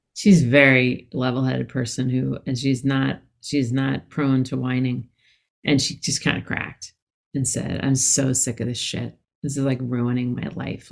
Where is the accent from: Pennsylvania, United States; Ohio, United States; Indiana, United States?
Pennsylvania, United States; Philadelphia; moved away as an adult; also born or lived in San Francisco; I'm from Philadelphia